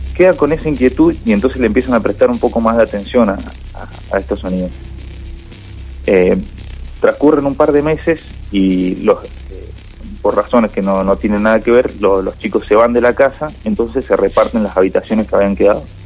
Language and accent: Spanish; Mendoza, Argentina; now in Rosario, Argentina; yo soy en realidad de Mendoza